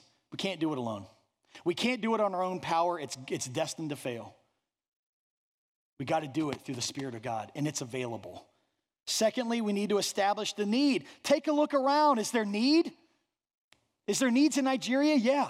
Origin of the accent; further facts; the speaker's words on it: Ireland; I'm a guy, right? I'm Irish. I have to act tough.